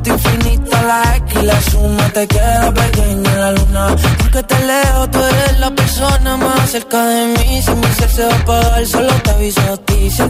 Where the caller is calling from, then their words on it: Valdemorillo, Community of Madrid, Spain; Buenas tardes … desde Valdemorillo, Madrid